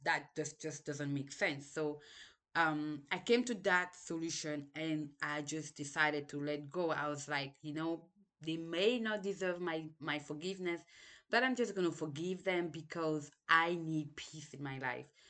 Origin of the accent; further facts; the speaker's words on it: Cameroon; English is a second language; moved away; also born or lived in Senegal; I was born in Cameroon, lived there for a while, then we moved to Senegal